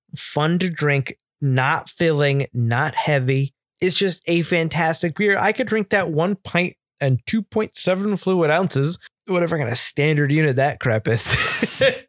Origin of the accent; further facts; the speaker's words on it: Northeast, United States; I'm from the Northeast